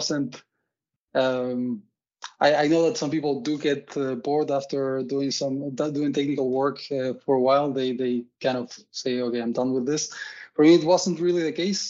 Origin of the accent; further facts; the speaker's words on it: Uruguay; now in Odense, Denmark; I'm originally from Uruguay, currently living also in Odense.